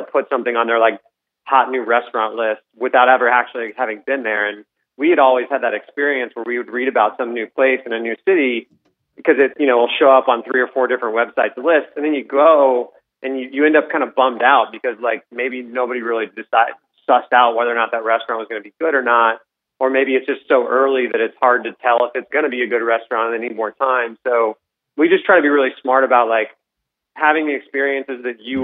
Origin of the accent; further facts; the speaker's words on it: Colorado, United States; moved away; I grew up in Colorado